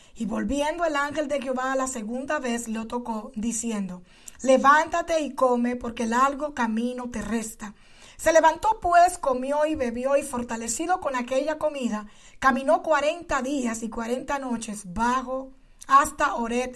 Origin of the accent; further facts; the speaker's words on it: Dominican Republic; now in El Paso, United States; como dicen en mi país